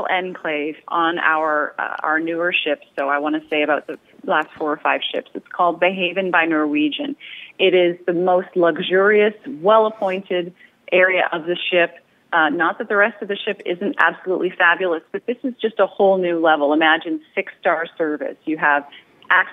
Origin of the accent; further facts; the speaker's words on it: Canada; I'm Canadian